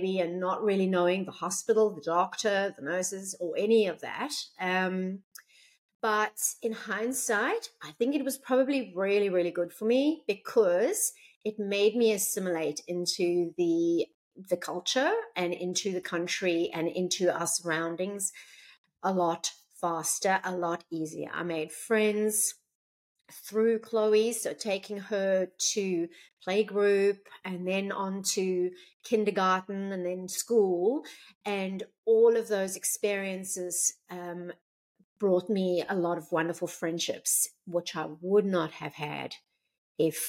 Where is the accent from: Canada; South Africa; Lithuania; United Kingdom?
South Africa; moved away as an adult; now in Gold Coast, Australia; So I was born in South Africa and lived there until the age of around 32.